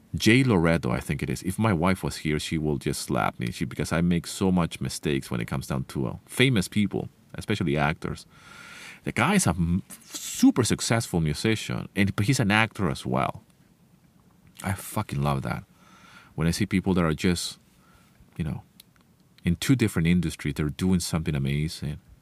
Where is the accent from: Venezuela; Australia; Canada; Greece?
Venezuela; first language Spanish; English is a second language; moved away; I left the place where I grew up, Venezuela, many, many years ago